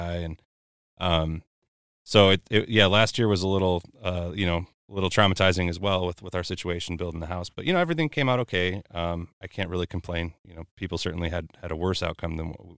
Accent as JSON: {"language": "English", "town": "Buffalo", "region": "New York", "country": "United States", "moved": "yes", "lives_now": "Iowa, United States", "said": "I'm from Buffalo, New York originally, and when I first moved out to Iowa in, 99"}